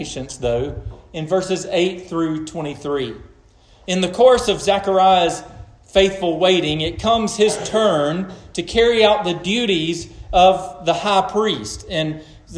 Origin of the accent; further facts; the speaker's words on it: United States; as American Christians